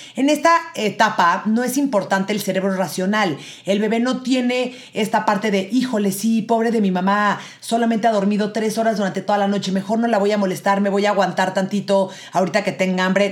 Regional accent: Mexico City, Mexico; Yo soy de la Ciudad de México

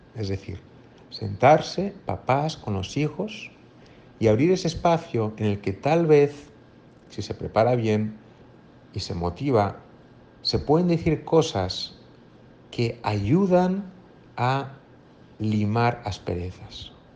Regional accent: Madrid, Community of Madrid, Spain; moved away as an adult; now in Monterrey, Mexico; soy español de Madrid, pero llevo cinco años trabajando aquí en Monterrey

